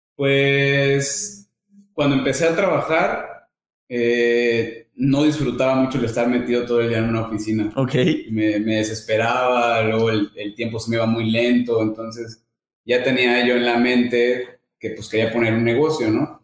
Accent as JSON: {"language": "Spanish", "region": "Veracruz", "country": "Mexico", "said": "Soy de Veracruz, tengo 33 años."}